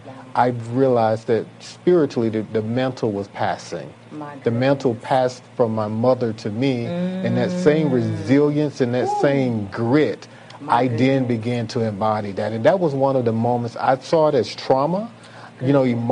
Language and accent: English; Belle Glade, Florida, United States; also born or lived in Georgia; I am from Belgrade, Florida. Belgrade is located in Palm Beach County